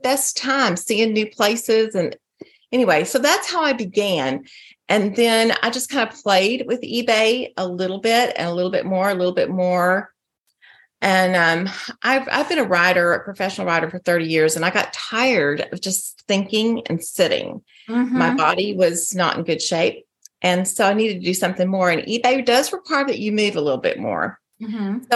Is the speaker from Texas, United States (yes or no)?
yes; Texas, United States; moved away as an adult; also born or lived in Colorado; now in Arizona, United States; I'm from Texas